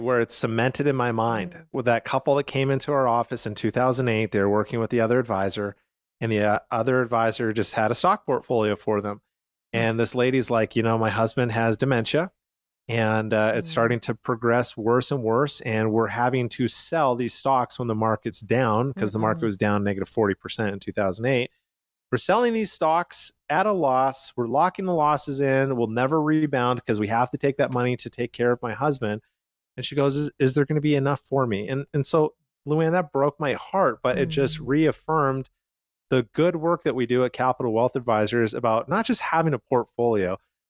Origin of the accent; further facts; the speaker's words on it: Canada; now in United States; I come from Canada, so I immigrated